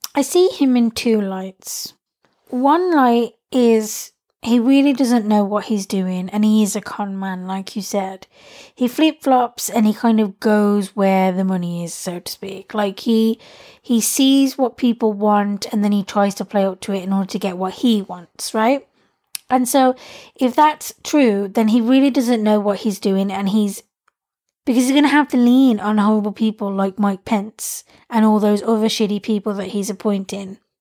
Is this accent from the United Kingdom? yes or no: yes; United Kingdom; being someone who's British and in Britain